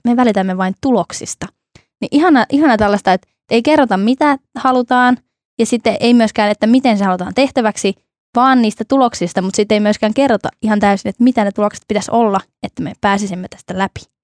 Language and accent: Finnish; North Ostrobothnia, Finland; minun ja Ilmon kotikonnuilla, eli tuolla Pohjois-Pohjanmaalla